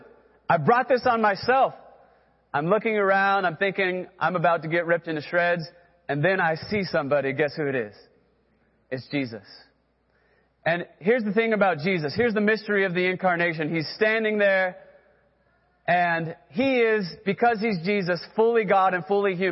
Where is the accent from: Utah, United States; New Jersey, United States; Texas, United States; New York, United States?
Texas, United States; now in Oklahoma, United States; I grew up in Texas, then came to Oklahoma